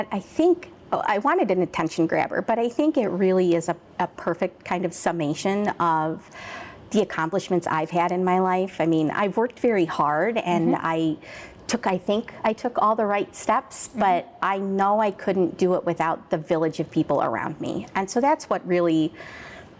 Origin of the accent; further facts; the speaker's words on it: Aurora, Illinois, United States; I grew up in Aurora, which is, 10, 11 miles from where we are right now